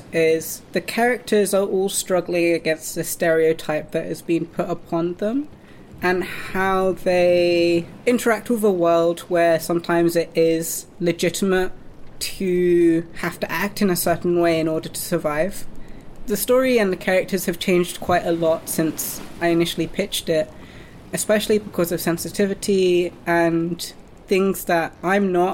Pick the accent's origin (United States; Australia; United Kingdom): United Kingdom; a British, mixed-race, white and Japanese person